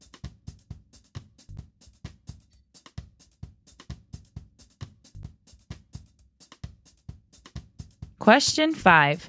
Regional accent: South Dakota, United States; my home state of South Dakota

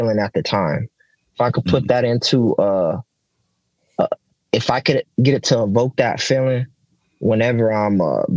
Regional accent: Oxnard, California, United States; I'm from Oxnard, so it's 93033rd over here

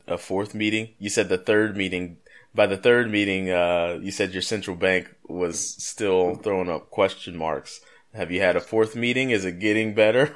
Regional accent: United States

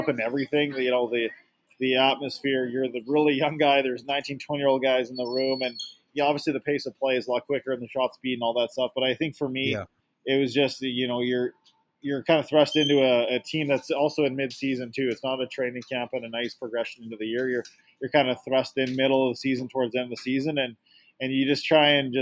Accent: Sherwood Park, Alberta, Canada; also born or lived in Portland; I grew up in Sherwood Park, Alberta here, and that's where I played my minor hockey

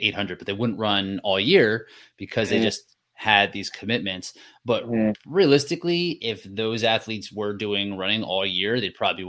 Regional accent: United States; I'm just an American person

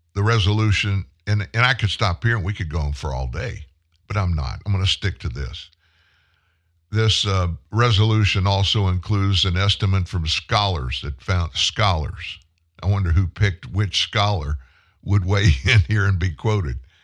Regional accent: United States

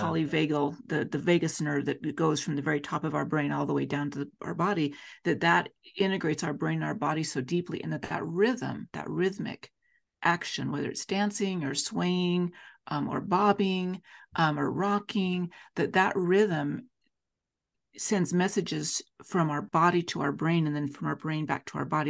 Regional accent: Salt Lake City, Utah, United States; also born or lived in Davis County, Utah; I'm a Salt Lake City, Utah native, and born and raised in Salt Lake

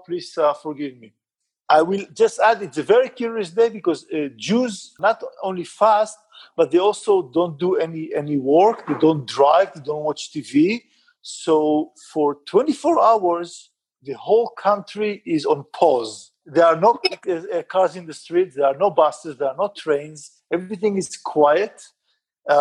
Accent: Israel; now in Bangalore, India; I'm an Israeli. I was born and raised in Israel

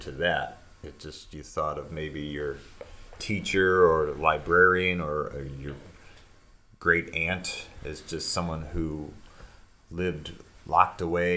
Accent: United States; growing up in America

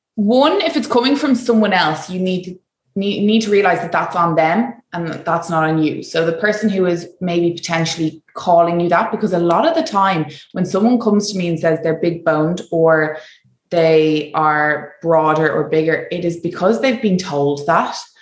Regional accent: Ireland; moved away; as Irish

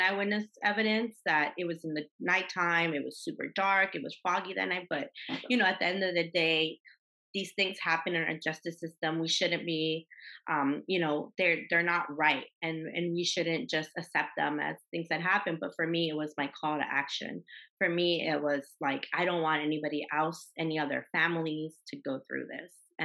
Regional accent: Los Angeles, California, United States; I grew up in Los Angeles

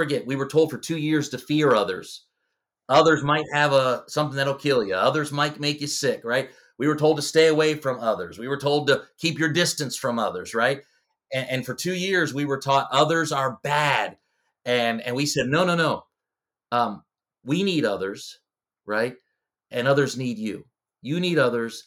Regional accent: Delaware, United States; moved away as an adult; now in Ontario, Canada; So I grew up in Delaware

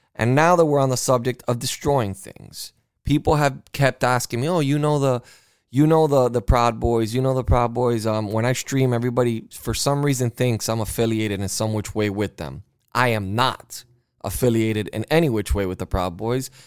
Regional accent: United States; I am an American

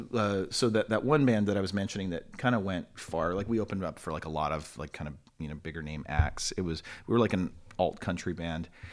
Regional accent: Long Beach, California, United States; also born or lived in Torrance, California; born in Torrance, California, but, uh, raised in Long Beach

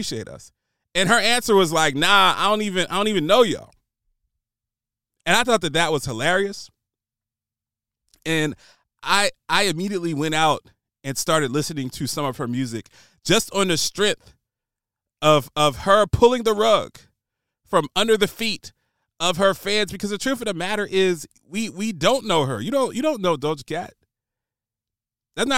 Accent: Trenton, New Jersey, United States; Power 99, Philadelphia, PA, living in Trenton, New Jersey, picking up the Power 99 signal across the Delaware River. That's what I grew up on

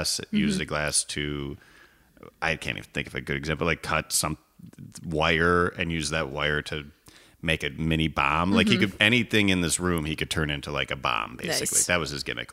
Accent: Illinois, United States; I'm from Illinois. My family's from Wisconsin

